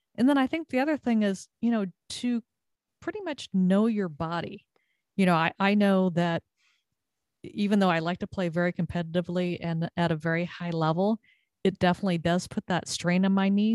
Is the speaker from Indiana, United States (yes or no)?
no; Southern California, United States; moved away as an adult; also born or lived in Texas; now in Connecticut, United States; growing up in Southern California, played a lot of volleyball